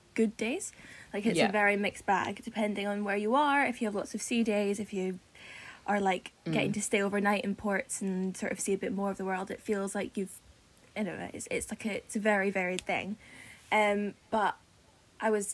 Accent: Edinburgh, Scotland, United Kingdom; moved away as an adult; now in London, United Kingdom; I'm 24 and I am from Edinburgh. I moved down south when I was 18

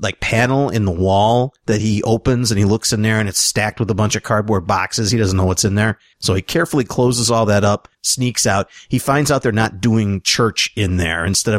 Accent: Sweden; English is a second language; Yeah, I'm from Sweden.

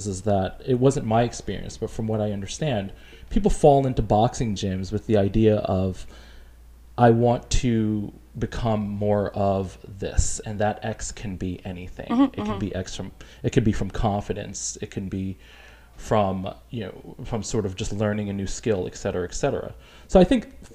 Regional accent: New York City, New York, United States; growing up in New York City, we stayed away from cold weather sports

